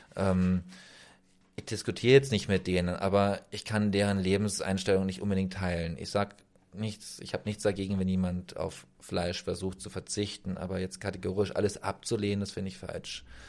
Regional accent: Germany; moved away as an adult; also born or lived in Romania; bei uns in Deutschland. Ich bin 87 geboren

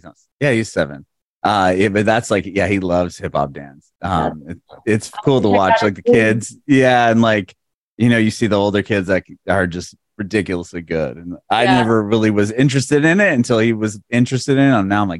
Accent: California, United States; I grew up in California.

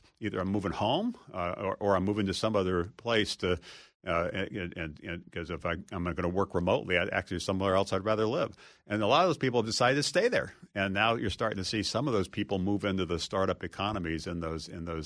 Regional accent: Hawaii, United States; moved away as an adult; also born or lived in Massachusetts / Ohio / Kansas / Virginia; growing up in Hawaii, at the time actually Hawaii wasn't a state

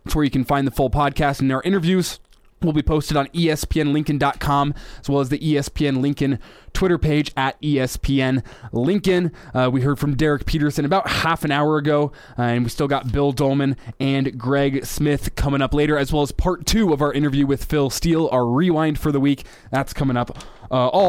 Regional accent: United States; I'm an American.

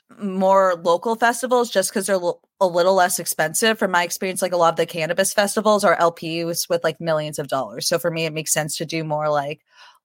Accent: Connecticut, United States; moved away as an adult; now in Toronto, Canada; I'm from Connecticut.

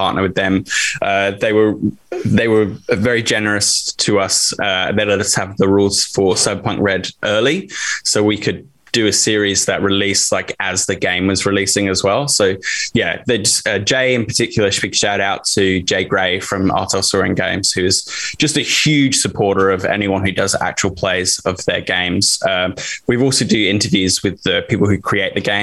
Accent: Australia; we're four Australian actors and creatives

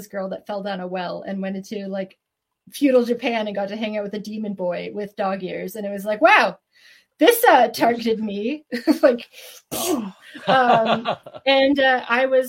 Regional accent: Trenton, Ontario, Canada; I'm actually from like a really small town called Trenton, Ontario. Very military. And so Canadian

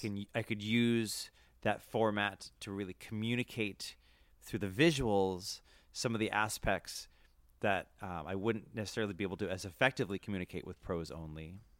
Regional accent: Worcester, Massachusetts, United States; I grew up in Worcester, Mass.

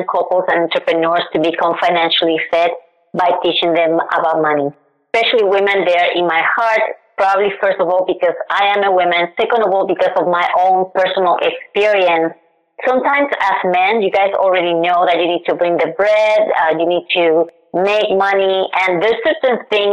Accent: Puerto Rico; now in United States; I am originally from Puerto Rico

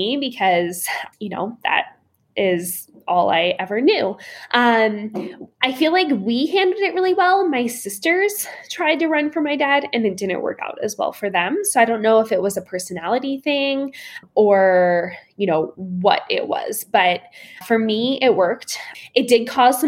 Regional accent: Shippensburg, Pennsylvania, United States; Shippensburg University, which is where my hometown was

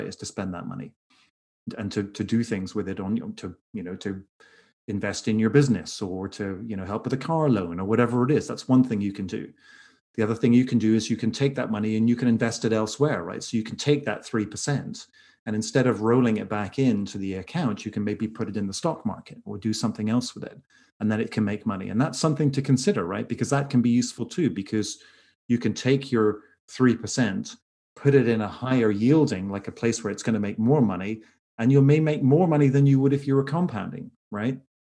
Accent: Northern Ireland, United Kingdom; now in Los Angeles, United States; I'm originally from Ireland, from Northern Ireland specifically.

